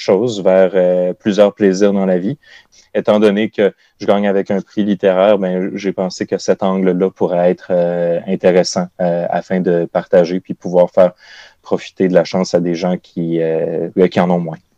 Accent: Côte-Nord, Quebec, Canada; la Côte-Nord, qui est ma région natale

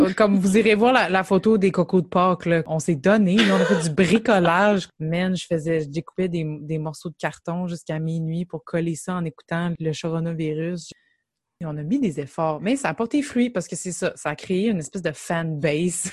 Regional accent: Gatineau, Quebec, Canada; on vient de Gatineau

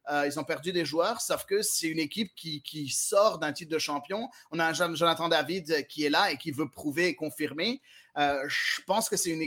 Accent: Marseille, Provence-Alpes-Côte d'Azur, France; Ça va être un peu fou de temps en temps et c'est ce qu'on aime en tant que Marseillais.

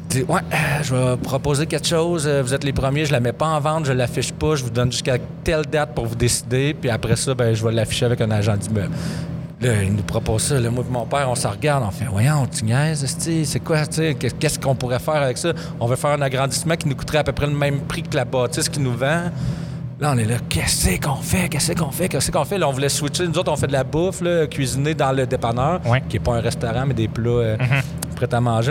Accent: Abitibi, Quebec, Canada; moved away as an adult; also born or lived in Montreal; je veux retourner à Mora-, à, en Abitibi

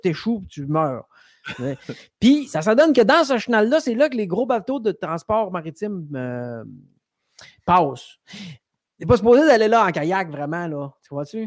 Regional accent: Rimouski, Quebec, Canada; also born or lived in Sainte-Anne-des-Monts, Gaspésie; C'est vrai que je viens de la Gaspésie, mais après ça, j'ai habité dans le Bas-Saint-Laurent, moi, un peu plus longtemps, à Rimouski. Ah, fait que j'ai été en Gaspésie jusqu'à euh, au début du primaire. après ça, j'ai passé mon primaire à Rimouski euh, au complet.

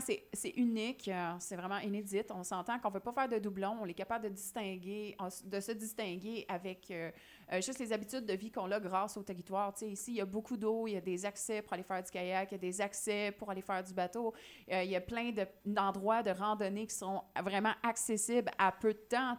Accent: Montreal, Quebec, Canada; je viens de Montréal-Nord

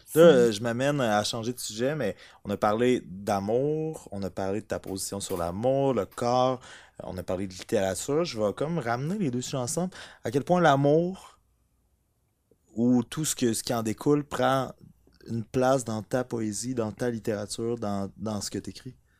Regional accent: Amos, Quebec, Canada; les deux, on vient d'Amos

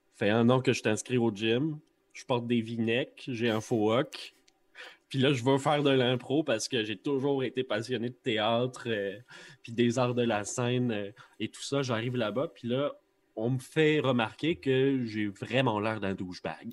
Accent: Longueuil, Quebec, Canada; je suis un natif de Longueuil. Euh, puis mon secondaire, je l'ai passé à Saint-Jean-Baptiste

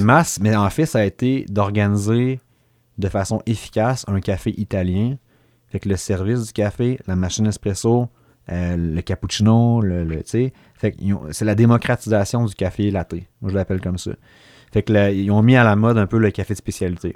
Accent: Sherbrooke, Quebec, Canada; je suis de l'Est, mais l'Est plus. Euh, la paroisse Marie-Reine

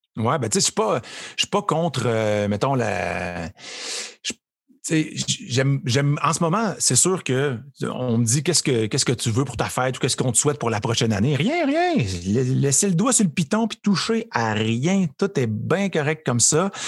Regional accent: Trois-Rivières, Quebec, Canada; moved away as an adult; also born or lived in Montreal; je viens de Trois-Rivières

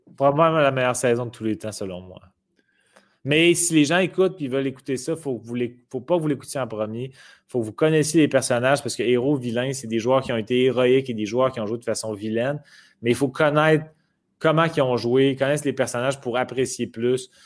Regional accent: Quebec City, Quebec, Canada; Je viens de Québec

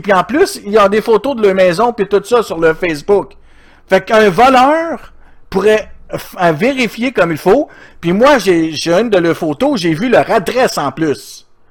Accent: Outaouais, Quebec, Canada; Je viens de l'Outaouais

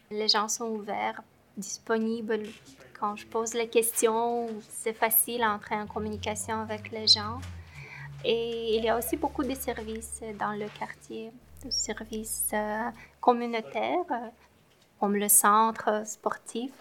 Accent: Moldova; moved away as an adult; now in Montreal, Canada; Je viens de la Moldavie quand j'ai quitté le Moldavie

